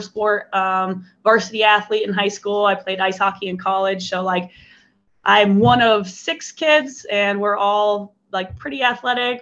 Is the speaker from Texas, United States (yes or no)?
no; Iowa, United States; I grew up born and raised in Iowa